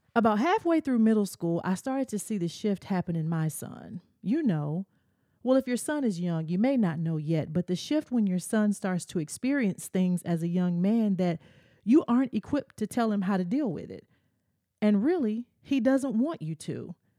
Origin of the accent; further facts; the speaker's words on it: the South, United States; As a kid growing up in the South, my parents made me go to church